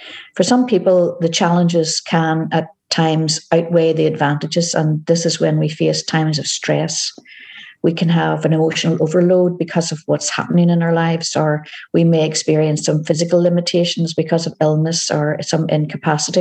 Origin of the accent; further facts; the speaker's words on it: Northern Ireland, United Kingdom; moved away as an adult; also born or lived in Scotland; now in Glasgow, United Kingdom; As you can tell from my accent, I am originally from Northern Ireland, but I've been living in Scotland now for 18 years.